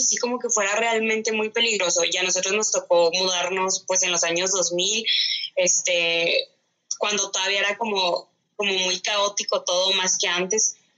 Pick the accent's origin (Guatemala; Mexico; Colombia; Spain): Mexico; Ciudad Juárez, Chihuahua; now in Chihuahua, Mexico; Yo nací aquí en Chihuahua, Chihuahua, pero crecí la mayor parte del tiempo en Ciudad Juárez y luego ya me regresé aquí a Chihuahua.